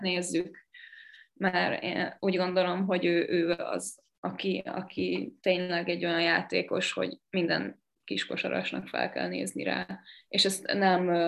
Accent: Sopron, Győr-Moson-Sopron, Hungary

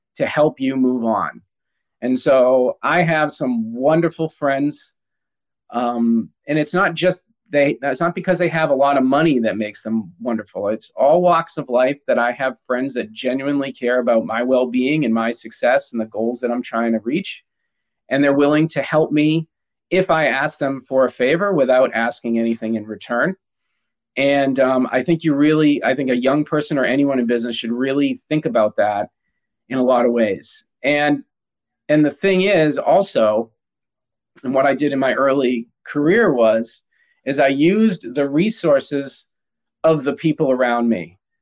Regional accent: United States; I'm American and I'm a little, you know, I'm a proud American

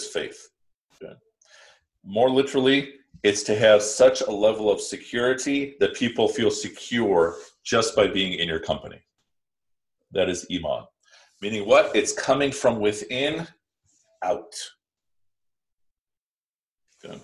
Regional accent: Midwest, United States; I grew up in the Midwest

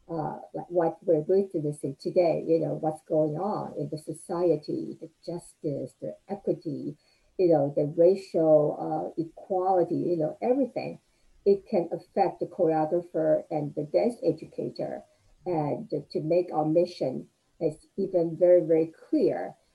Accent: Taiwan; moved away as an adult; now in United States; I was uh, um, a child, you know, growing up in Taiwan.

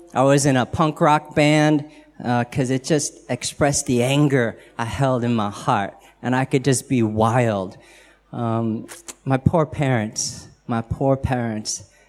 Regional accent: United States; accent: American; I'm American

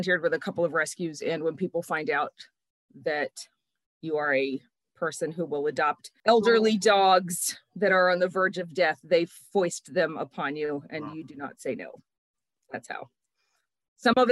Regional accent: Tirrenia, Tuscany, Italy; moved away as an adult; also born or lived in Landshut, Germany; now in Upper Darby, United States; I was born in Landshut, Germany, and I was raised in a town called Tirrenia, which is right outside of Pisa in Tuscany.

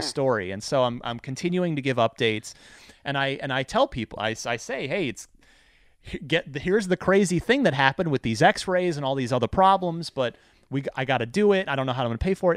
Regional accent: New Jersey, United States; moved away; also born or lived in Phoenix; I'm originally from New Jersey

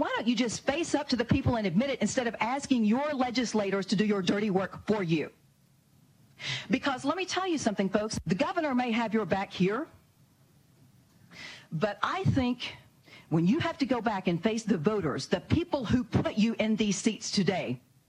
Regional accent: Arkansas, United States; my home state of Arkansas

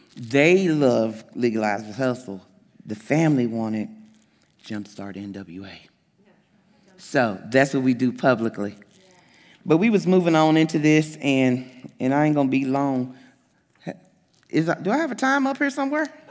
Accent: the South, United States; now in Springdale, Arkansas, United States; I'm from the South

